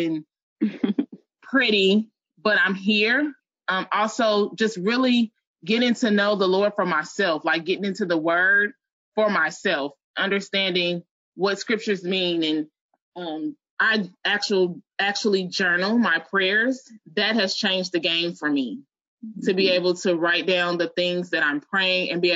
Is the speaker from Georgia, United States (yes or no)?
no; Chicago, Illinois, United States; moved away as an adult; also born or lived in New Orleans, Louisiana; I'm originally from Chicago, and I moved, went to college in New Orleans, went back to Chicago, moved back to New Orleans.